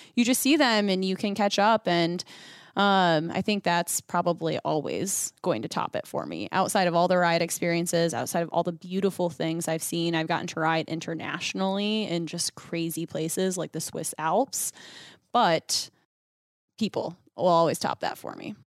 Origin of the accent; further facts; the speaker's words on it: Western New York, United States; I grew up in the Northeast Coast. So I think that's why I like it because it feels very true to Western New York where I grew up